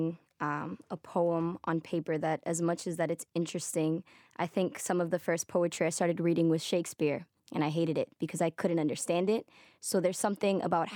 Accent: Boston, Massachusetts, United States; being American-born, but Dominican and Puerto Rican, being first generation, to add on to that, it's a very unique experience being here, being from here

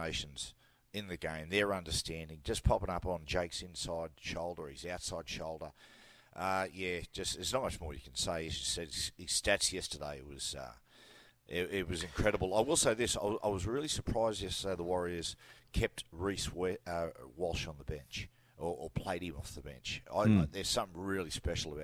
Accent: Newcastle, New South Wales, Australia; I had, 10 years at Newcastle Knights. I was playing for my hometown

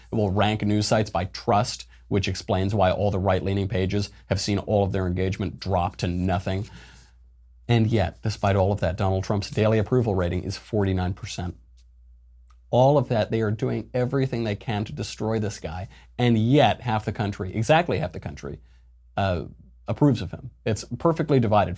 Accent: New York, United States; now in Los Angeles, United States; I'm from New York and I live in L

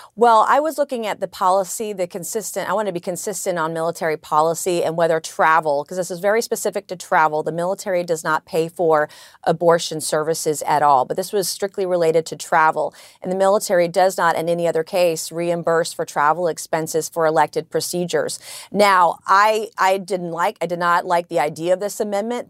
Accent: South Carolina, United States; I come from South Carolina

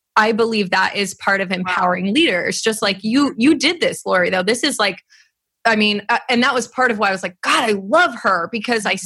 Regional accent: California, United States; I grew up in California

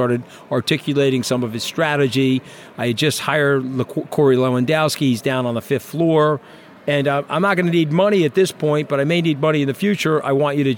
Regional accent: New York, United States; I'm a New Yorker

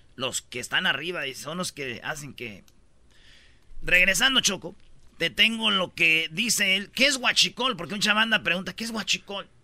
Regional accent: Jiquilpan, Michoacán, Mexico; moved away; also born or lived in La Jara; yo nací en Jiquilpa, viví mucho tiempo en Jiquilpa, pero también viví en La Jara y orgullosamente de mi ranchito

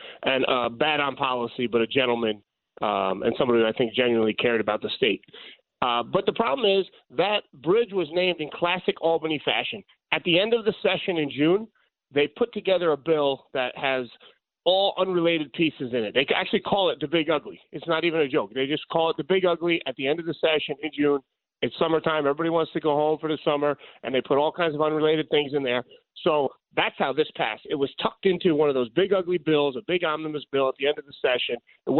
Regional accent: Ireland; Good morning. I'm Irish, so I'm loving the … music this morning, Sid.

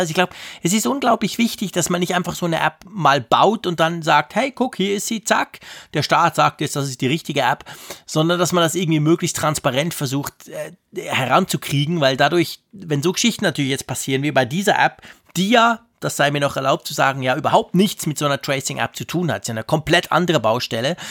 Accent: Switzerland; ich bin Schweizer

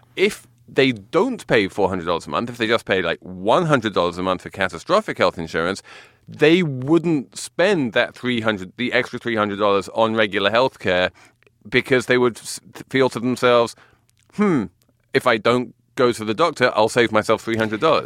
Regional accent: England, United Kingdom; moved away; I'm English

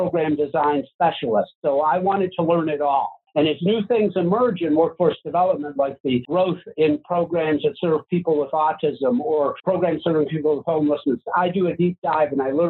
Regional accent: Chicago, Illinois, United States; By the time I was born in Chicago, they were running Robin's Restaurant

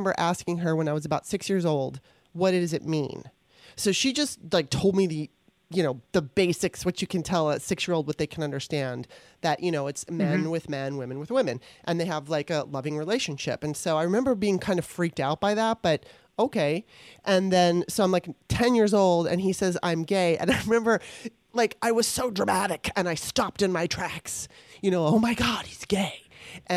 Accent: Los Angeles, California, United States; growing up in Los Angeles

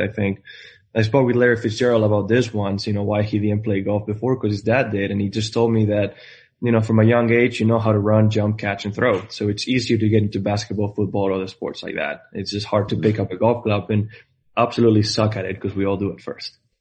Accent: Spain; moved away as an adult; I'm coming from Spain. Uh, I grew up in a town with 1,200 people

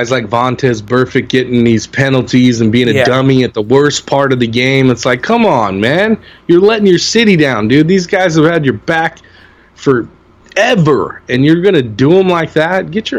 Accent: Los Angeles, California, United States; I'm a SC guy, I'm from Los Angeles.

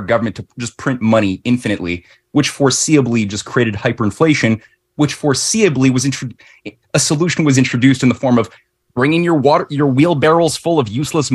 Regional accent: Canada; in Canada, ever since we were founded, so-called as a British monarchy of the North, we always had like too big to fail banks

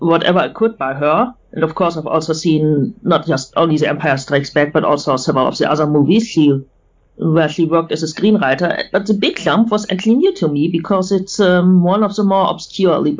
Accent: Bremen, Germany; I'm from Bremen in northern Germany

